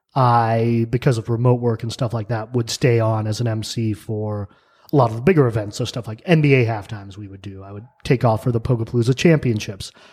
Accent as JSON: {"language": "English", "region": "New Mexico", "country": "United States", "tie": "born or raised there", "also_born_or_lived": "New York", "moved": "as an adult", "lives_now": "Pittsburgh, United States", "said": "I grew up in New Mexico."}